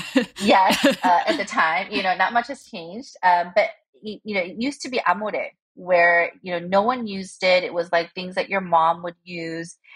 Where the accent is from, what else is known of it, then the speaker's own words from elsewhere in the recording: South Korea; moved away as an adult; also born or lived in United States / New York; I was born in Korea and uh, we uh, immigrated unsuccessfully to the US because we immigrated when I was six and then we went back when I was 11. And um, I grew up um, for the rest of my uh, um, academic life, like in Korea until university.